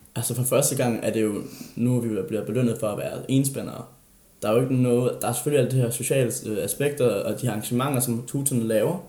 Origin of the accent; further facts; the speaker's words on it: Funen, Southern Denmark, Denmark; moved away; jeg har været på Fyn, og jeg har været hjemme